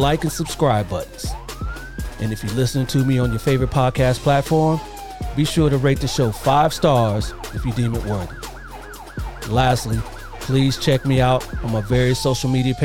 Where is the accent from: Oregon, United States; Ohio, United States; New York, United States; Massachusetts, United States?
Ohio, United States; Columbus; moved away as an adult; now in California, United States; I'm originally from Columbus, Ohio